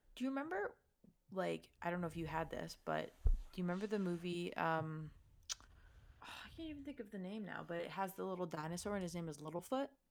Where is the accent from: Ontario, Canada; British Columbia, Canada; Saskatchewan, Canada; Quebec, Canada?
Ontario, Canada; Toronto; I'm from Toronto